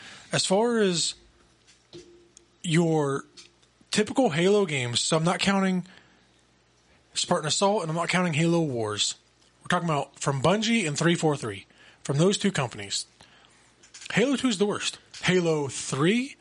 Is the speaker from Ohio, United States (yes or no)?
yes; Ohio, United States; I grew up in Ohio